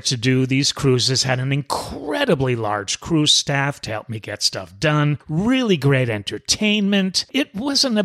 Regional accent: New York City, New York, United States; moved away; I'm originally from New York City. Us New York City folk have it within our DNA

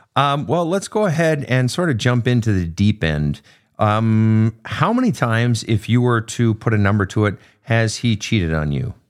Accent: Minnesota, United States; moved away; the great Minnesota get-together, my home state.

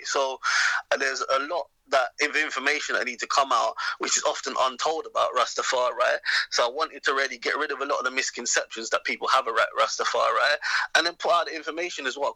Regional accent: England, United Kingdom

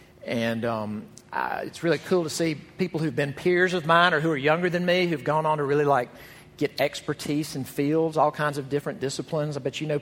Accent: Jackson, Mississippi, United States; the church where I grew up in Jackson, Mississippi

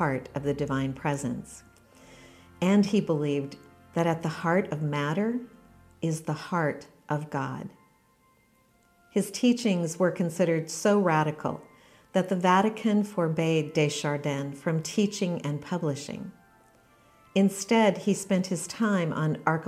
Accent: Western Washington, United States; I grew up in Western Washington in the desert

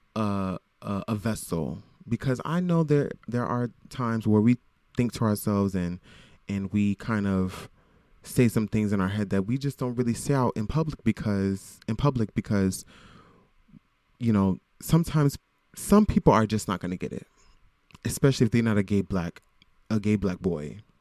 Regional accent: Broward County, South Florida, United States; now in Brooklyn, United States; I am from Florida. I am from South Florida, Broward County.

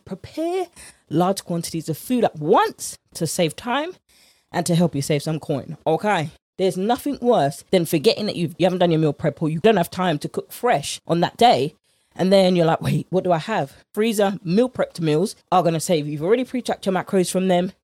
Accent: United Kingdom; accent: British; my British accent

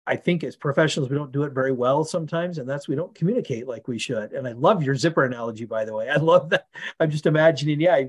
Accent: Oregon, United States; I grew up in Oregon

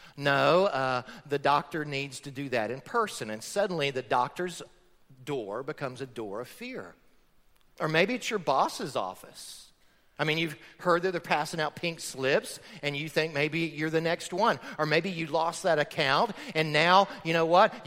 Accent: Florida, United States; I grew up in Florida on a farm.

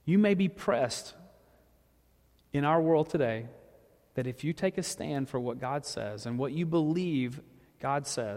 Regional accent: the South, United States; I'm from the South

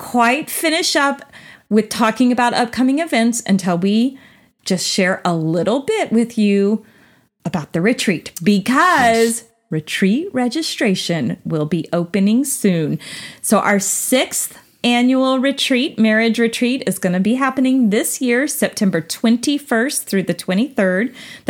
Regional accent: Texas, United States; also born or lived in Cookeville, Tennessee; Most of y'all think I'm a Texas girl, and I am at heart, but I was born in Tennessee.

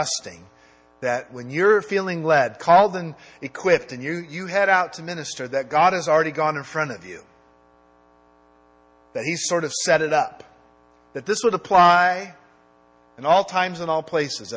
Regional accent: United States; I'm an American

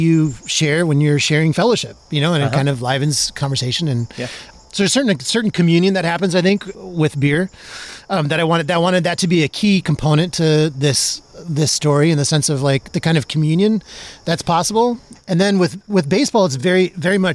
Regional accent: South Dakota, United States; now in Indiana, United States; It's my home state.

